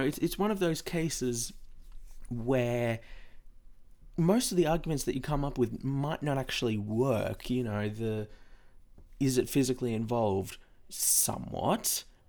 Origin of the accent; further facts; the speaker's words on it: Australia; I'm an Aussie